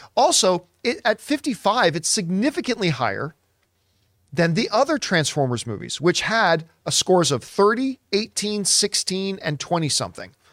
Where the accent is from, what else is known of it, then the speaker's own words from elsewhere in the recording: Canada; as a Canadian kid up there